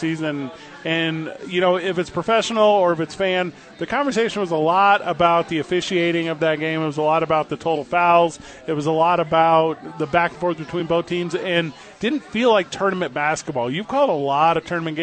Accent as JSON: {"language": "English", "town": "St. Louis", "region": "Missouri", "country": "United States", "tie": "born or raised there", "said": "as a St. Louis Cardinals guy growing up in St. Louis"}